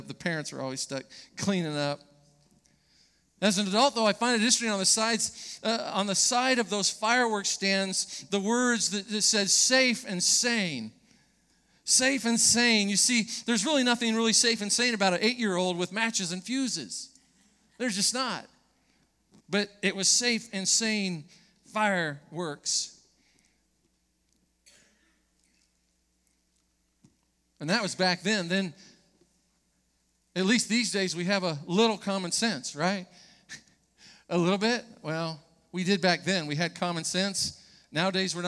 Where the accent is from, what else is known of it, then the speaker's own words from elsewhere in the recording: Orange County, California, United States; As a young person growing up in Orange County